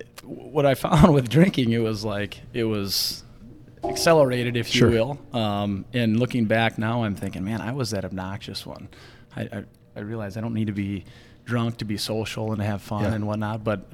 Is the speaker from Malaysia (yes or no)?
no; Beresford, South Dakota, United States; moved away as an adult; also born or lived in Grand Forks; now in Sioux Falls, United States; growing up in Beersford in a small town, got a great family, real tight-knit family down there.